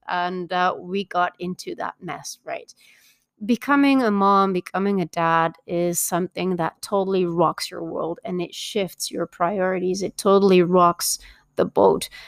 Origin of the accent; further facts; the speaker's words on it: Belgium; now in Mexico; I was born and raised in Belgium, but I actually live in Mexico